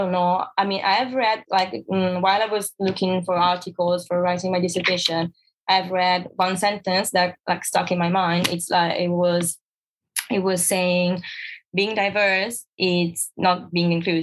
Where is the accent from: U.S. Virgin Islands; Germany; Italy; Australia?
Italy; moved away as an adult; now in London, United Kingdom; I was born in Italy, you know, in Italy, fashion, it's a really big thing and everyone is so focused on fashion. So yeah, I think I grew up like surrounded by this environment